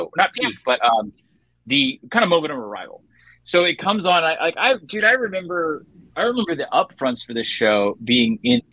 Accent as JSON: {"language": "English", "area": "Prince William County", "region": "Virginia", "country": "United States", "tie": "born or raised there", "also_born_or_lived": "Georgia", "moved": "yes", "said": "I grew up in Prince William County, Virginia"}